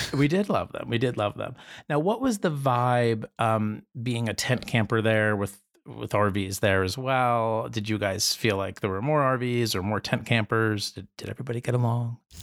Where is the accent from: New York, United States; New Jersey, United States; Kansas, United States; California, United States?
New Jersey, United States; I'm from New Jersey